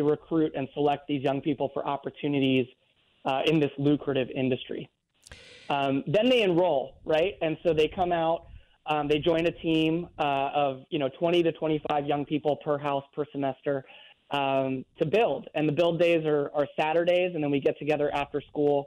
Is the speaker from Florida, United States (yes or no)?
no; California, United States; moved away as an adult; now in New Orleans, United States; I'm originally from California